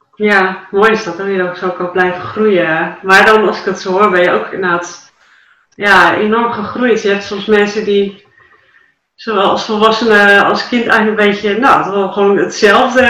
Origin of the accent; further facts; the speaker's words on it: Dalen, Drenthe, Netherlands; in Dalen, toen vroeg ik mijn geboortedorp